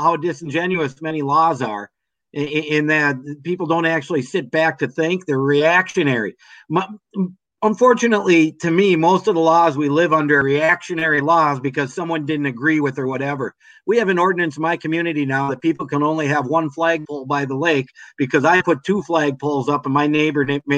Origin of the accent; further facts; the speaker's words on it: Minnesota, United States; When I grew up in Minnesota